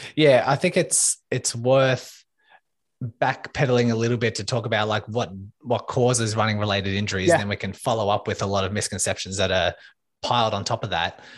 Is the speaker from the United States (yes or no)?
no; Melbourne, Victoria, Australia; I am from Melbourne, Australia